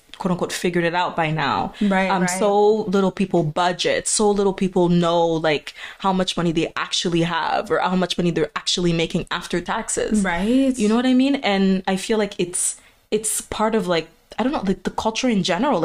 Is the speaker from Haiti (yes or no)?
yes; Haiti; moved away; coming from the background, like Haitian background, we grew up in Haiti